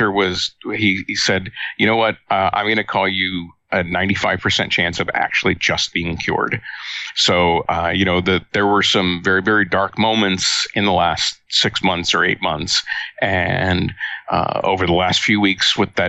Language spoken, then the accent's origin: English; Baltimore, Maryland, United States; moved away as an adult; I grew up in Baltimore, Maryland, in the 1960s